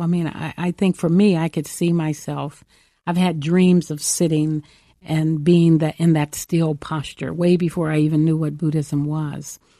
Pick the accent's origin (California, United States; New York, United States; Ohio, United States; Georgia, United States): California, United States; Los Angeles; I grew up in South Central Los Angeles in the heat of the civil rights mo-, movement